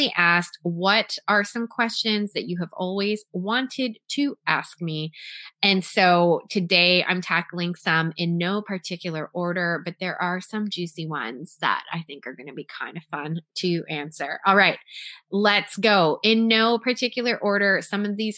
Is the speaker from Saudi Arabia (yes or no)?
no; Toronto, Ontario, Canada; I went to a performing arts high school in Toronto, Canada, where I was born and raised